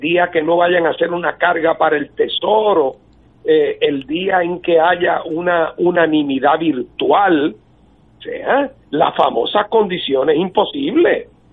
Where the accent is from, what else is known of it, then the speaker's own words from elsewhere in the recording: Puerto Rico; Puerto Rico, que se trata de una nación distinta